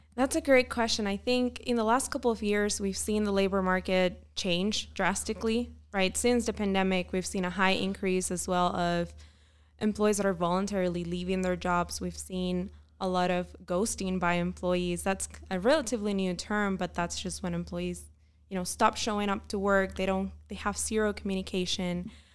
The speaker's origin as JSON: {"language": "English", "country": "Puerto Rico", "also_born_or_lived": "Pennsylvania", "moved": "as an adult", "lives_now": "Utah, United States", "said": "am originally from Puerto Rico."}